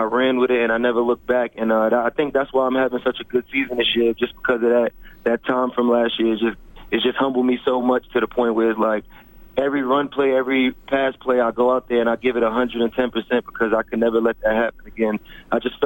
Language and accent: English; New York City, New York, United States; I grew up in Staten Island, New York.